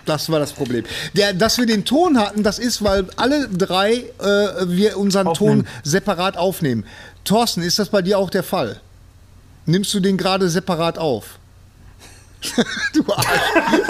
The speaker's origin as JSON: {"language": "German", "town": "Bochum", "region": "North Rhine-Westphalia", "country": "Germany", "said": "ich komme aus Bochum."}